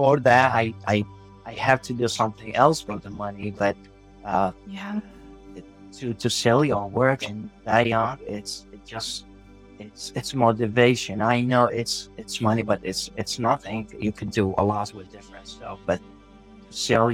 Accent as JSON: {"language": "English", "town": "Baghdad", "region": "Baghdad Governorate", "country": "Iraq", "tie": "born or raised there", "second_language": "English", "moved": "as an adult", "lives_now": "San Diego, United States", "said": "I born and raised in Baghdad, and I moved to San Diego in 2007"}